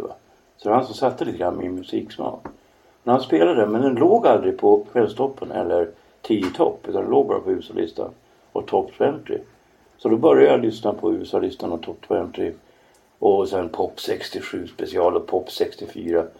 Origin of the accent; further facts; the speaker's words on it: Norrland, Sweden; jag är norrlänning